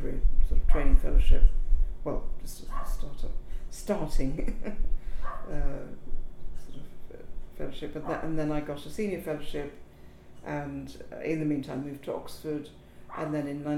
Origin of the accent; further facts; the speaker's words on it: Kolkata, West Bengal, India; moved away as an adult; also born or lived in Africa / Princeton, United States; now in United Kingdom; I was born in Calcutta, spent a lot of my early childhood in Africa and in the United Kingdom, but then returned to Calcutta for what I call my formative years, secondary school